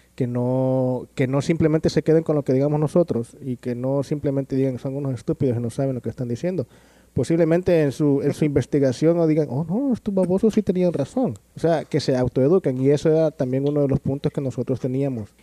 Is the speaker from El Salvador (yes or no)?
yes; El Salvador; now in Los Angeles, United States; soy de El Salvador también, se me olvidó que decir, comentar eso, soy de El Salvador.